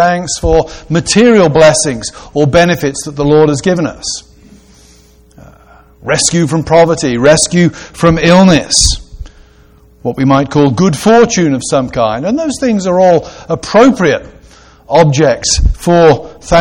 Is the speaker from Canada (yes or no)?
no; Gloucestershire, South West England, United Kingdom; I grew up in a town in Gloucestershire, in the west of England, that was the centre of the wool trade.